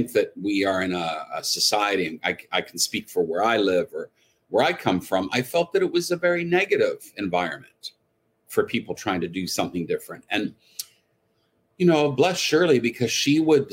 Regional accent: Canada; moved away as an adult; also born or lived in Montreal / Toronto / New York / Los Angeles; I grew up in Canada

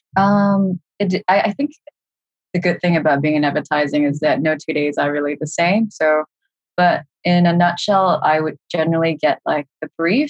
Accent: Singapore; moved away as an adult; that was back in Singapore. So uh, I'm Singaporean

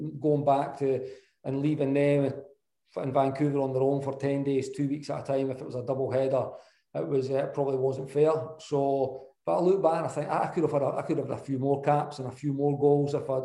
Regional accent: Scotland, United Kingdom; being a Scot

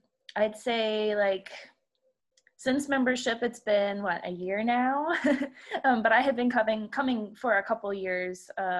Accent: Baltimore, Maryland, United States; moved away as an adult; I'm 30 years old this year. Well, as of last September. I grew up actually in the Baltimore, Maryland area, outside of Baltimore until college.

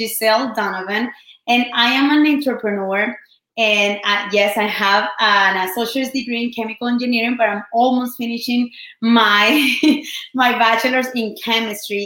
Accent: Colombia; first language Spanish; English is a second language; moved away; I've been, you know, just here in this country for 13 years. I'm from Colombia

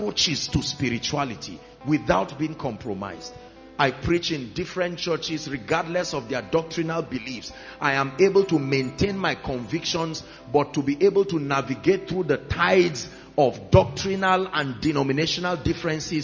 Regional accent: Plateau, Nigeria; I come from Plateau State

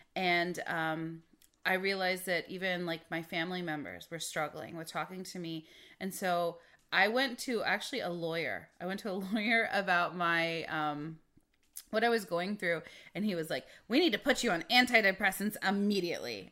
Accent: Midwest, United States; growing up in the Midwest, we didn't have the medical care that we needed

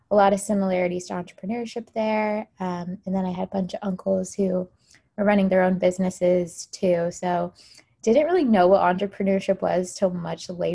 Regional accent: Tampa, Florida, United States; moved away as an adult; now in Boston, United States; I grew up in Tampa, Florida

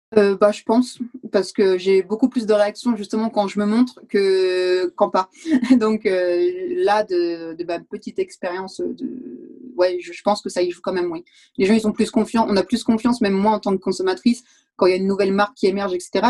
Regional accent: France; moved away as an adult; now in Valais, Switzerland; Je suis française à la base et je me suis retrouvée en Valais il y a 5 ans

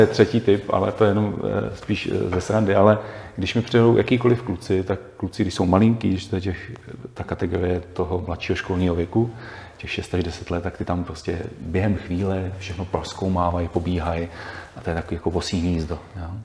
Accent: Bohemia, Czechia; u nás v Čechách

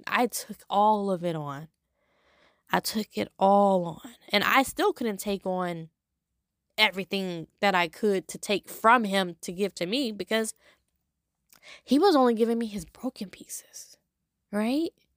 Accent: Los Angeles, California, United States; moved away as an adult; now in Louisiana, United States; I'm from Los Angeles

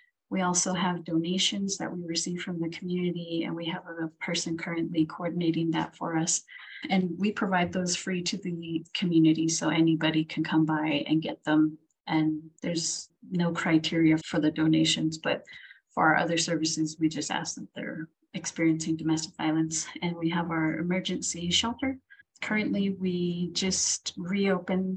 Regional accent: Window Rock, Arizona, United States; moved away as an adult; also born or lived in Rehoboth, New Mexico / Manuelito, New Mexico; now in Gallup, United States; I was born in Rehoboth, which is next to Gallup, but I primarily grew up in Fort Defiance and Winter Rock, Arizona, which are on the Navajo Nation.

